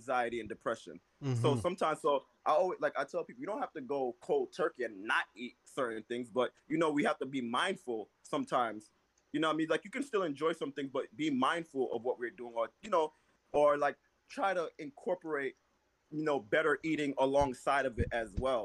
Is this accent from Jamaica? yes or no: yes; Jamaica; I'm Jamaican